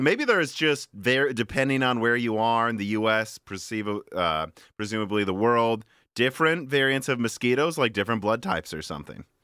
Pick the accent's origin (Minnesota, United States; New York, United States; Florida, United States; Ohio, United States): Minnesota, United States; moved away; also born or lived in Illinois; we're from Minnesota, too.